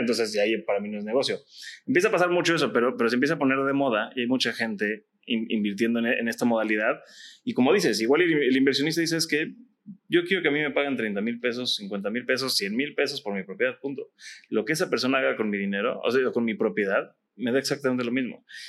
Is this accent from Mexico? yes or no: yes; Mexico; como mexicanos